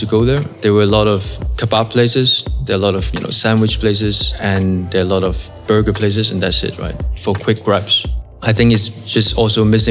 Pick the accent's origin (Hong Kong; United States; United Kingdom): Hong Kong; moved away; I'm originally from Hong Kong.